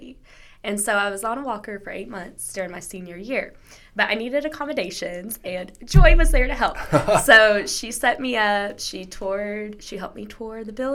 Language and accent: English; New Jersey, United States; moved away as an adult; also born or lived in Ohio; I grew up in New Jersey.